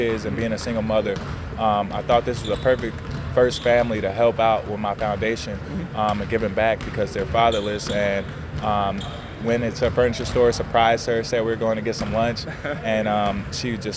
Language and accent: English; Indiana, United States; moved away as an adult; now in San Francisco, United States; I'm from Indiana